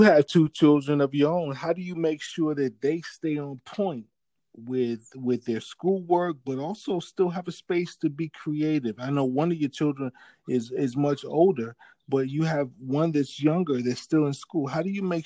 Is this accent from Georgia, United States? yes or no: yes; Augusta, Georgia, United States; I'm from Augusta